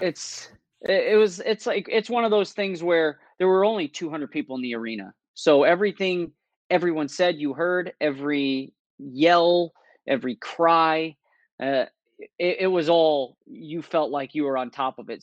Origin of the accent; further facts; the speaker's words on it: United States; me being American